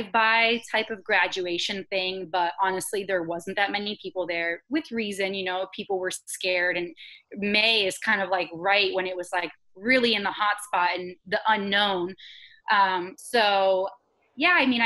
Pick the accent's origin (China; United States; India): United States; Florida; I actually grew up in Florida, so I'm a born and raised Floridian local girl